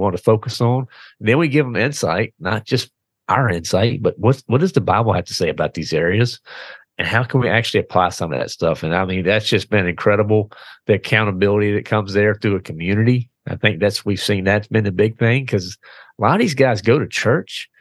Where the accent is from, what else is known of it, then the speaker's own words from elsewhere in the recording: the South, United States; born and raised in the South.